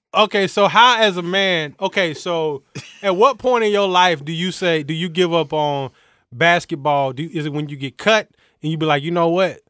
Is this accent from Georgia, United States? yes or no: yes; Atlanta, Georgia, United States; I'm from Atlanta